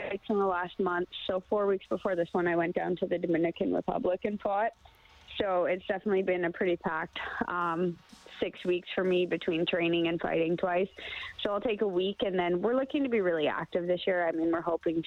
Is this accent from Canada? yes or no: yes; Sherwood Park, Alberta, Canada; I'm from Sherwood Park.